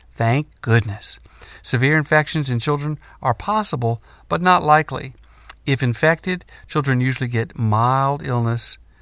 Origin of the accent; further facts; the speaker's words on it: North Carolina, United States; The University of North Carolina, in my home state